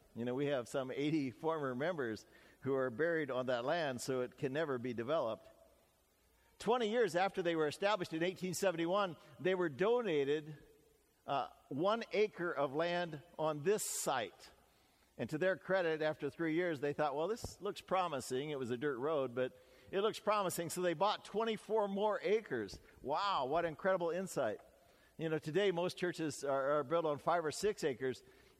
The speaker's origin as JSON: {"language": "English", "country": "Canada", "said": "even though I'm Canadian, America is really the world's only great superpower."}